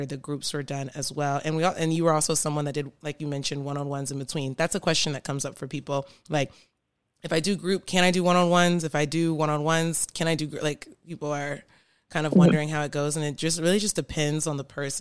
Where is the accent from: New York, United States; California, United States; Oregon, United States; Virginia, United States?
Virginia, United States; Virginia Beach; I'm from Virginia Beach